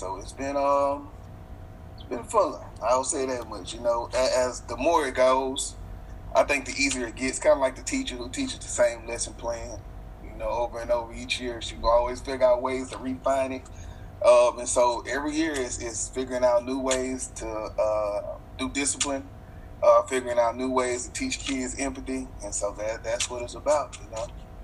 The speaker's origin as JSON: {"language": "English", "town": "Shreveport", "region": "Louisiana", "country": "United States", "tie": "born or raised there", "moved": "as an adult", "lives_now": "Houston, United States", "said": "I was a para in Shreveport, Louisiana, which is my hometown"}